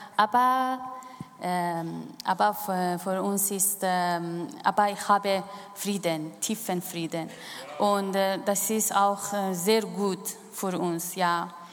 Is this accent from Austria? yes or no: no; Iran; German is a second language; moved away as an adult; now in Switzerland; ich bin im Iran aufgewachsen